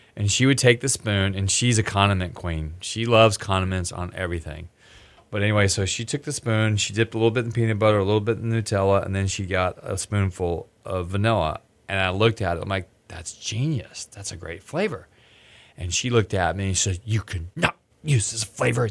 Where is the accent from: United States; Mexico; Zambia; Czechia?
United States; Texas; I'm from Texas, and I was the only American gonna be there.